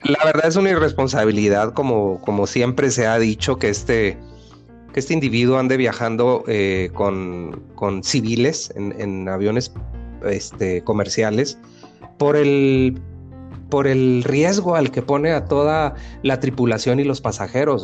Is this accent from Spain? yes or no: no; Sonora, Mexico; now in Mexico City, Mexico; en Sonora, de donde yo soy